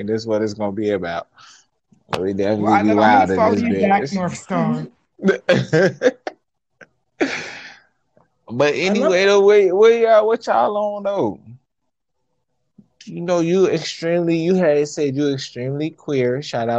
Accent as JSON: {"language": "English", "town": "Chicago", "region": "Illinois", "country": "United States", "moved": "yes", "lives_now": "Minnesota, United States", "said": "I'm from Chicago, but I'm out here in Minnesota."}